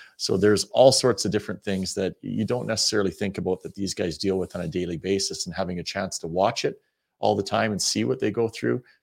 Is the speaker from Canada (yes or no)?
yes; Western Canada, Canada; moved away; we're from Western Canada too.